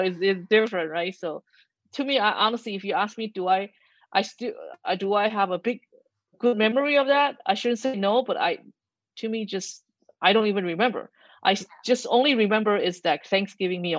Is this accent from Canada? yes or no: no; Taiwan; now in United States; Back home in Taiwan